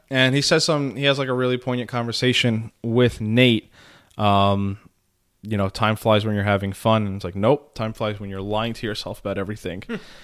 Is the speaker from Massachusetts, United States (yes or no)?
no; New York City, New York, United States; The Bronx.